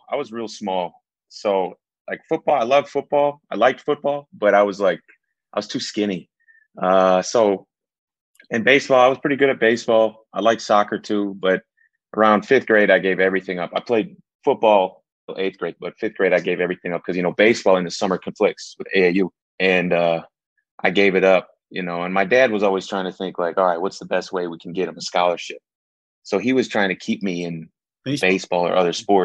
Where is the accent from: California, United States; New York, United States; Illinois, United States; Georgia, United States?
Illinois, United States; Wauconda; So I grew up in Wakanda. It's 45 minutes northwest.